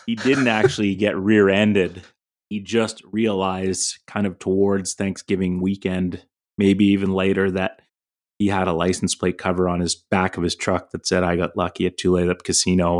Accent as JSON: {"language": "English", "area": "Fraser Valley", "region": "British Columbia", "country": "Canada", "tie": "born or raised there", "said": "Growing up in the Fraser Valley, playing at Terry Fox, you know Pitt Meadows being a rival"}